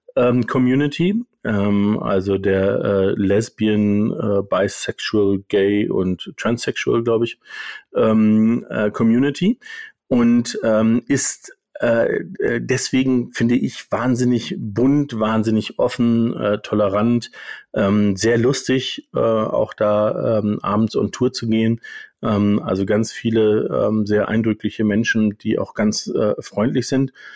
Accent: Germany; als Deutsche

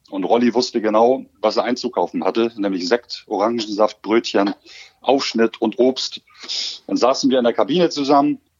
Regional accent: Hamburg, Germany; moved away as an adult; also born or lived in Osnabrück; meine Heimatstadt

